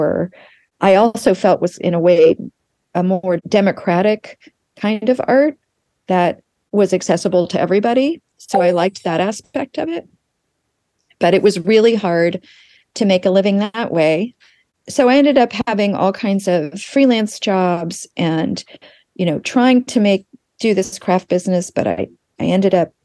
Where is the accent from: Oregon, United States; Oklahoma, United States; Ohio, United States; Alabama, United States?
Oklahoma, United States; Tulsa; moved away; I grew up in Tulsa, Oklahoma, and my parents were New Yorkers, and they moved there right before I was born.